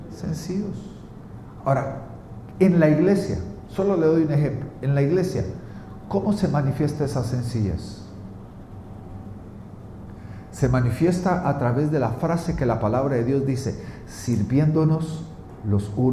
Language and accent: Spanish; Guatemala; en mi tierra, Guatemala, la palabra sencillo significa el vuelto.